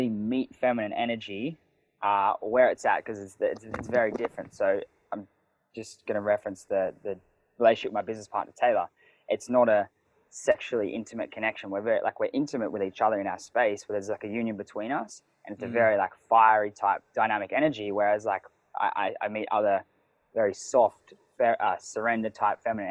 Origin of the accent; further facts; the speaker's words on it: Cronulla, New South Wales, Australia; now in Byron Bay, Australia; I grew up in Cronulla, so south of Sydney